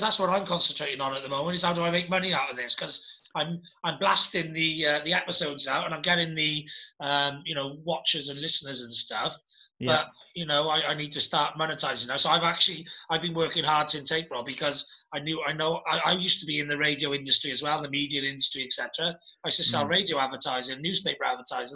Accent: United Kingdom; as a British person and as an entrepreneur in Britain and as a flag bearer for Wales and the UK. I'm very British

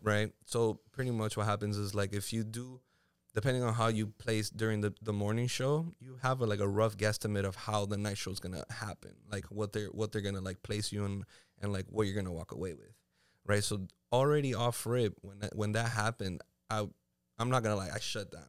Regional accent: Miami, Florida, United States; also born or lived in Puerto Rico; I'm from here. I was born and raised in the three oh five

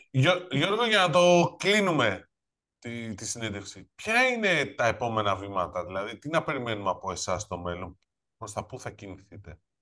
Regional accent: Nafpaktos, Western Greece, Greece; είμαι από την Αφπακτο

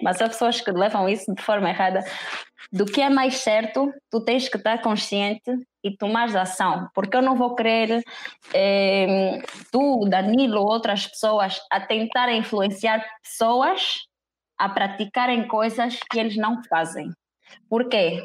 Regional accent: Angola; moved away as an adult; also born or lived in Lisbon, Portugal / Netherlands; vivi a maior parte do meu tempo em Angola e só, só saí da Angola mesmo para estudar

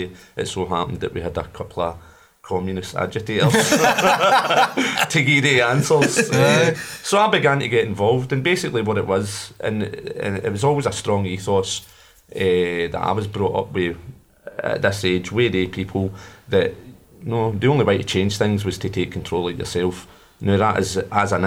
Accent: Glasgow, Scotland, United Kingdom; also born or lived in Pollok; growing up in Glasgow

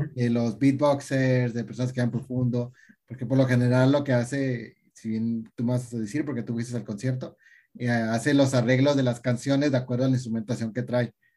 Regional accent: Tijuana, Baja California, Mexico; soy de Tijuana

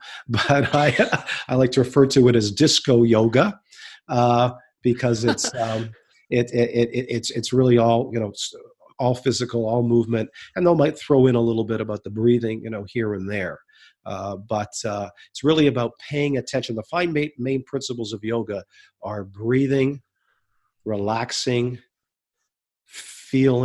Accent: Canada; my father is American, and we're Canadian

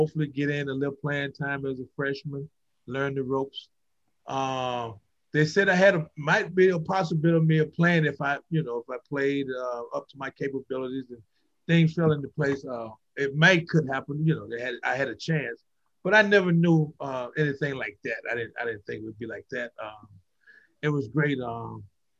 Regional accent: Florida, United States; moved away as an adult; also born or lived in Illinois; I'm from Florida. We play at night and it's 80 degrees.

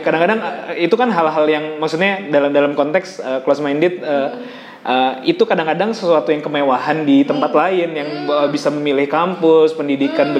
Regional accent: Jakarta, Indonesia; gue besar di Jakarta

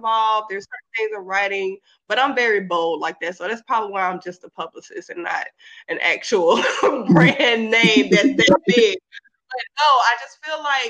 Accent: Mississippi Gulf Coast, United States; now in Georgia, United States; I am in Georgia, but I grew up in Mississippi on the Gulf Coast. We're like 45 minutes away from New Orleans

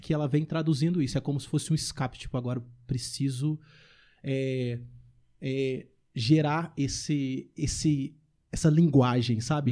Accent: Ibirité, Minas Gerais, Brazil; do meu bairro onde eu cresci, lá em Birité

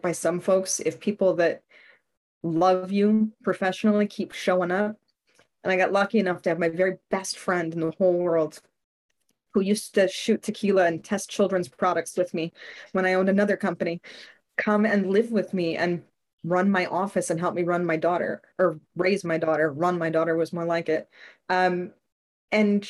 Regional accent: Chicago, Illinois, United States; also born or lived in Austin; we moved from Austin back to Chicago

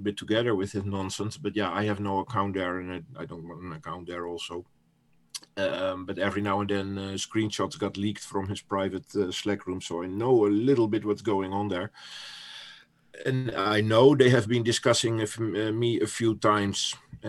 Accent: Netherlands; first language Dutch; English is a second language; I'm from the Netherlands, so English is not my first language

